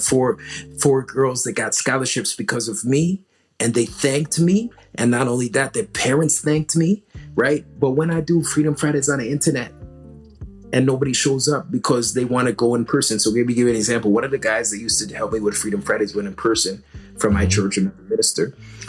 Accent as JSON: {"language": "English", "country": "South Africa", "said": "It's not going to benefit me because I'm South African."}